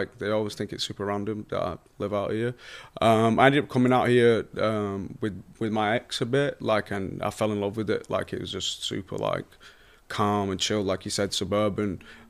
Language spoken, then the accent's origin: English; Bradford, Yorkshire and the Humber, United Kingdom; where I grew up in Bradford, like in the UK. It's a lot more this kind of pace and vibe.